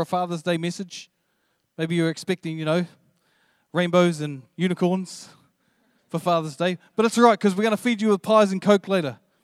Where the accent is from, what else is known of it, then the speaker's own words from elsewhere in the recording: New Zealand; I'm, I'm from New Zealand